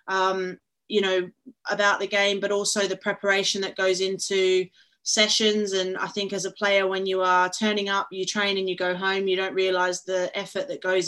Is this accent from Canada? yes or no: no; Perth, Western Australia, Australia; moved away as an adult; now in England; I'm originally from Perth, Australia, and I played there with Perth Glory for a number of years